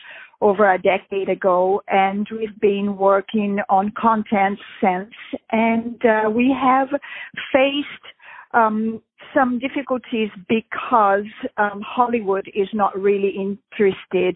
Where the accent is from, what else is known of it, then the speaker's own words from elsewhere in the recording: Brazil; moved away as an adult; also born or lived in Europe; I grew up in Brazil